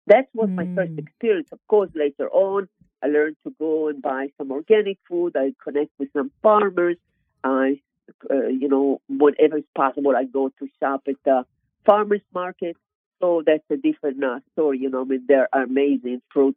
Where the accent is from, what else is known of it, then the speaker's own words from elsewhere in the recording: Israel; English is a second language; moved away as an adult; now in United States; I am originally born and grown in Israel, state of Israel.